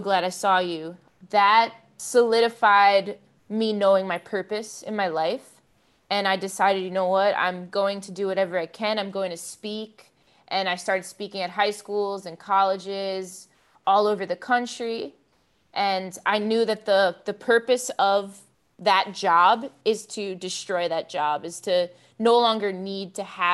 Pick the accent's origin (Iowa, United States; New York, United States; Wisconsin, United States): New York, United States; Long Island; I grew up on Long Island, New York